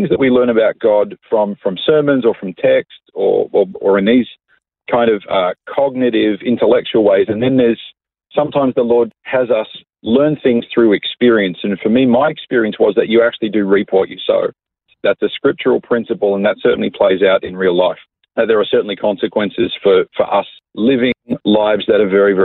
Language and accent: English; Coffs Harbour, New South Wales, Australia; moved away as an adult; also born or lived in Sydney; now in Melbourne, Australia; I was born and raised in Coffs Harbour. I lived there till I was about 19 years